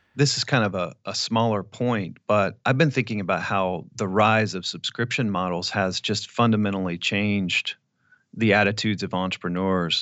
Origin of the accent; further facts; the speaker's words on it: Clear Lake, Texas, United States; moved away; I would go back to Clear Lake 'cause I still had a bunch of friends there